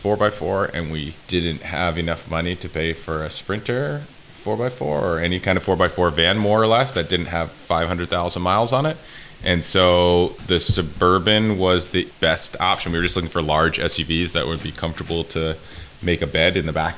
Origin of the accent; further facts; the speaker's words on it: Connecticut, United States; moved away as an adult; also born or lived in San Diego; now in Rhode Island, United States; I'm from Connecticut